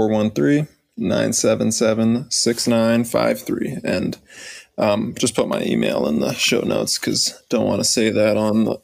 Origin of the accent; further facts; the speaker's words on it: the South, United States; growing up in the South, sure, um, you know that's that's a thing